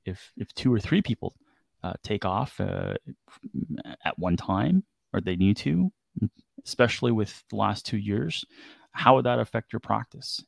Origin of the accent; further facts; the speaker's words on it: Canada; growing up in Canada